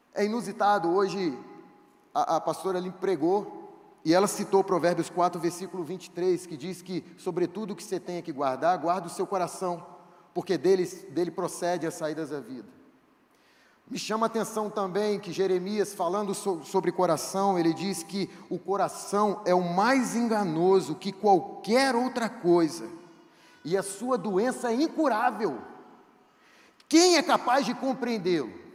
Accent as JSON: {"language": "Portuguese", "town": "Itaperuna", "region": "Rio de Janeiro", "country": "Brazil", "tie": "born or raised there", "said": "Eu sou de Itaperuna"}